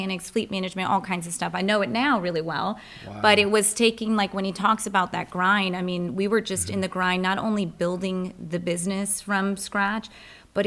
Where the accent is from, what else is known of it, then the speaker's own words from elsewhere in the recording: Rockville, Maryland, United States; now in Anne Arundel County, United States; I'm a transplant from Rockville, really. And so Montgomery County.